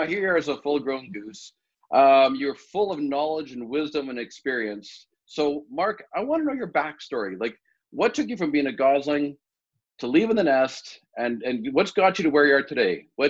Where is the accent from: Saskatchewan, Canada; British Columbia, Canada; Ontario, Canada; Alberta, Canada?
Saskatchewan, Canada; Regina; And I'm from Regina as well, right? North of Dewdney, south of Dewdney.